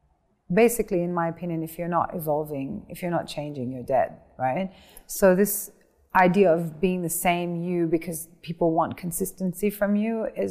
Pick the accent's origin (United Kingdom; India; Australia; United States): Australia; Mother and my sisters are in Australia. {S0} Ooh. {S1} Yeah, yeah. Because so we're all Australian.